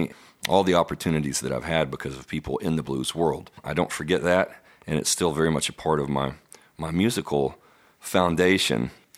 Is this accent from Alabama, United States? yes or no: no; Denison, Texas, United States; moved away; I came from the Texoma area, which is Denison up there right on the Oklahoma border. Close to Oklahoma as you can get.